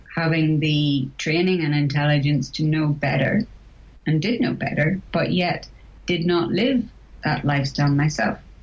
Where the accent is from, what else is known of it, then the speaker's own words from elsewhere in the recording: Northern Ireland, United Kingdom; moved away as an adult; I was born and brought up in Northern Ireland